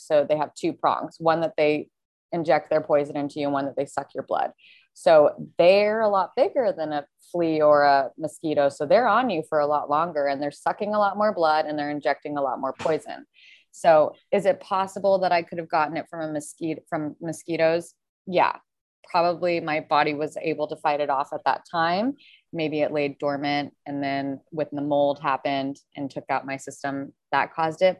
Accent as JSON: {"language": "English", "town": "Carmel", "region": "California", "country": "United States", "tie": "born or raised there", "also_born_or_lived": "Santa Barbara / San Francisco / Los Angeles / San Diego", "said": "I'm from Carmel, um, a really small little town by Monterey."}